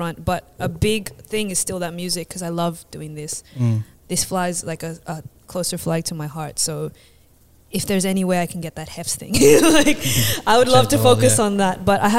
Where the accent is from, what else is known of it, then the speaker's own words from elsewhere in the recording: Philippines; So I hope all the Vietnamese are cool with it. I'm Filipino.